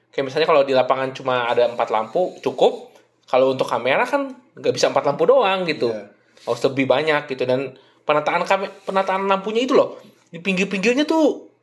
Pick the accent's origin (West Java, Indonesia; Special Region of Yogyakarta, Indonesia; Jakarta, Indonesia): West Java, Indonesia; itu kalau gue sih orang Sunda ngerti ya